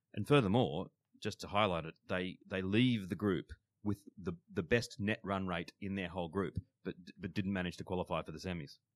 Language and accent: English; Australia; as an Australian